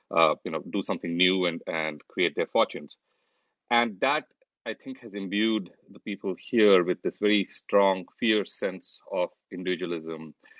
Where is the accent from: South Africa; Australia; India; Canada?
India; moved away as an adult; now in United States; when we were growing up in India